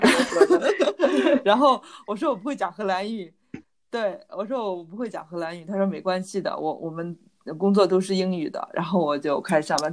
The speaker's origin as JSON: {"language": "Chinese", "country": "China", "moved": "as an adult", "lives_now": "Netherlands", "said": "我是中国人"}